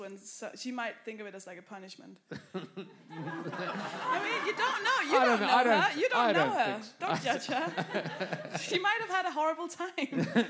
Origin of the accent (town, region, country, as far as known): Denmark